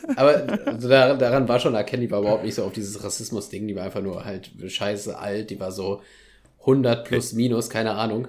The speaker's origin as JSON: {"language": "German", "town": "Soest", "region": "North Rhine-Westphalia", "country": "Germany", "said": "hier aus Soest"}